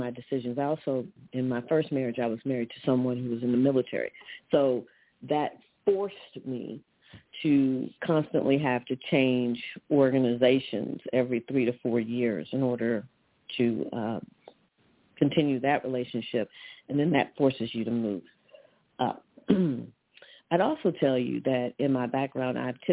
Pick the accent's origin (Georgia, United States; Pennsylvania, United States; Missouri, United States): Missouri, United States; moved away as an adult; also born or lived in California; now in New Jersey, United States; I'm a Midwest girl. I grew up in the Show Me State